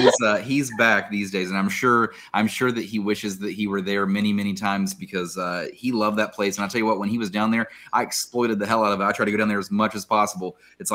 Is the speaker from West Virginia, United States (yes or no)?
yes; Huntington, West Virginia, United States; I am a Huntington guy myself. So, like, JD and I, we are Huntington High